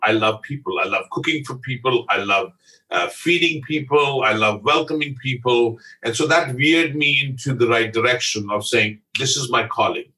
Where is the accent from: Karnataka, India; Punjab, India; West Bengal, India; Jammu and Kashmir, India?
Punjab, India; Amritsar; moved away as an adult; also born or lived in Bombay; now in Canada; I'm a Punjabi from Amritsar. I was born literally a block and a half away from the Harmandir Sahib Gurdwara in Amritsar.